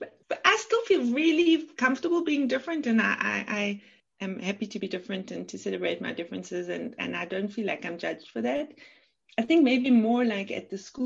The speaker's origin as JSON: {"language": "English", "country": "South Africa", "tie": "born or raised there", "also_born_or_lived": "Cape Town / Amsterdam, Netherlands / Alkmaar, Netherlands", "moved": "yes", "lives_now": "Switzerland", "said": "I was born in Cape Town and grew up in South Africa, and now I've lived in Switzerland almost 20 years"}